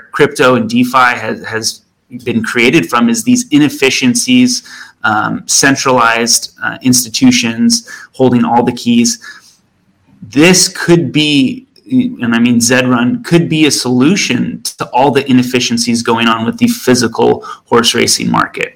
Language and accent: English; Southern California, United States; I grew up in Southern California next to two major horse racetracks